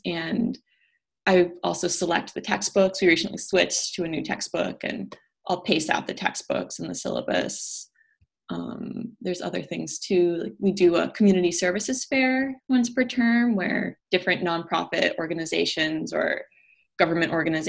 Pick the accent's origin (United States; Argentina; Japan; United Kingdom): United States; Vermont; moved away as an adult; now in Washington, D.C., United States; I'm originally from Vermont. Okay. Grew up there and went to college there, and I love growing up there